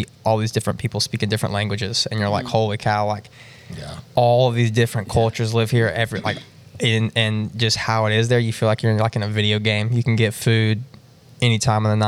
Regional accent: Piedmont, South Carolina, United States; I'm from Piedmont

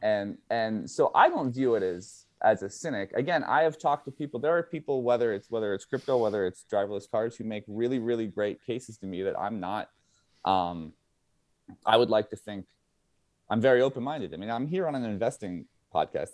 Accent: United States; I'm speaking primarily as an American

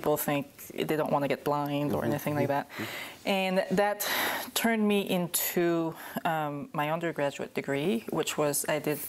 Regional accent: Quebec, Canada; also born or lived in Burgundy / New Zealand / Vancouver Island / Niagara; now in Oregon, United States; I grew up in Quebec. I'm French Canadian

